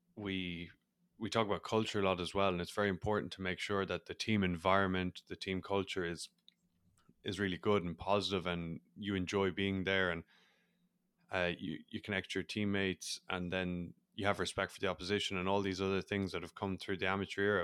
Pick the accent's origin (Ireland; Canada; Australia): Ireland; accent: Irish; as people probably are able to pick up on my accent, I'm Irish. So, growing up in Ireland, rugby was big